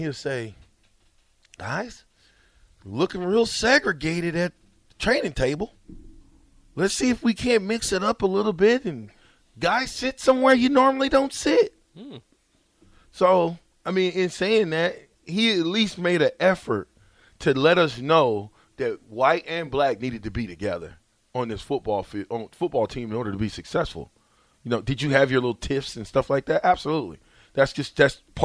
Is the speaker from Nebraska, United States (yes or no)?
yes; Nebraska, United States; I'm from Nebraska